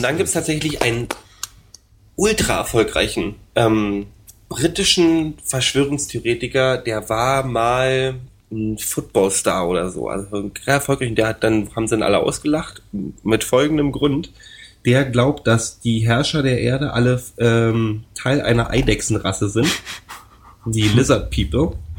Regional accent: Berlin, Germany; als Berliner

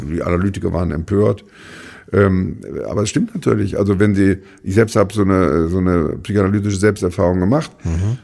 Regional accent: Germany; als Rheinländer

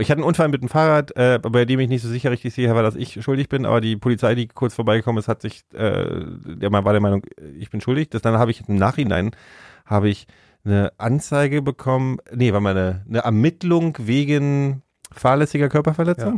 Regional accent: Berlin, Germany; wir sind halt Berliner

